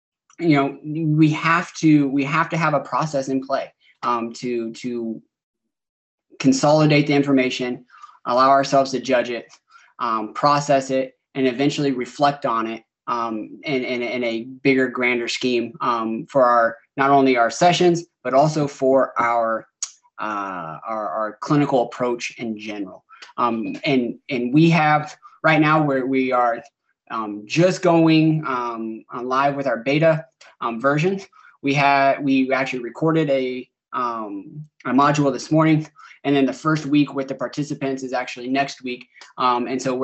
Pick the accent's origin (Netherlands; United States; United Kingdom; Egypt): United States; Indiana; now in St. Louis, United States; I'm from Indiana